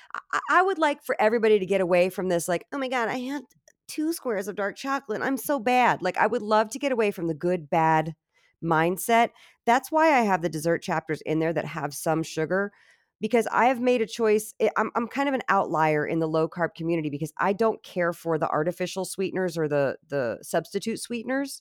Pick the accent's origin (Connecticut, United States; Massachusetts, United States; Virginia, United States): Virginia, United States; I'm Southern, so, you know, I'm from Virginia